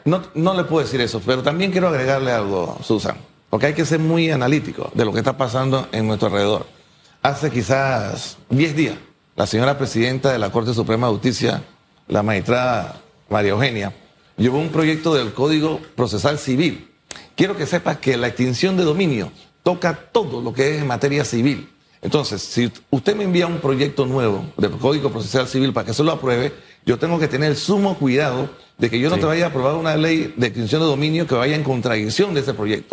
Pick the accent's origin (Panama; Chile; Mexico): Panama; Yo, como panameño